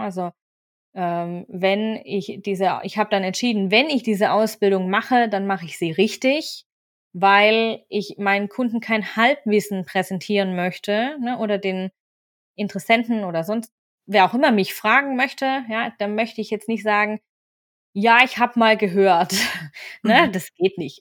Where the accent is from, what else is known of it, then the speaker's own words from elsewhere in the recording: Swabia, Baden-Württemberg, Germany; also born or lived in Freiburg; now in Bavaria, Germany; ich bin ein süddeutscher Mix. Und zwar bin ich gebürtige Schwäbin, Wahlfreiburgerin und aktuell wohne ich in Bayern.